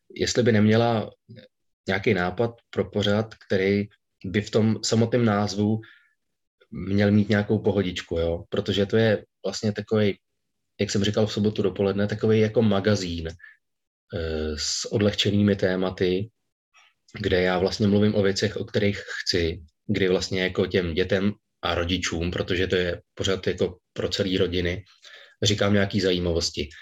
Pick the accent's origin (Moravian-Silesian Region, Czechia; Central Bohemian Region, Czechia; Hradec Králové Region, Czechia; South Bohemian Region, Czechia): Hradec Králové Region, Czechia; Hradec Králové; Já jsem nejdřív, e, chodil na Gimpl v Hradci Králové, odkud pocházím